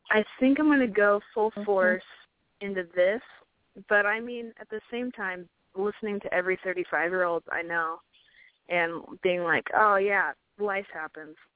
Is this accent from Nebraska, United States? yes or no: yes; Nebraska, United States; moved away as an adult; now in Atlanta, United States; moved to Atlanta from Nebraska for school